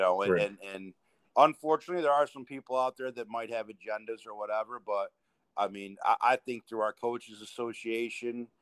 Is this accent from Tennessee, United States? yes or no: no; Illinois City, Illinois, United States; Tony D'Ambrosio's head coach at Illinois City, my hometown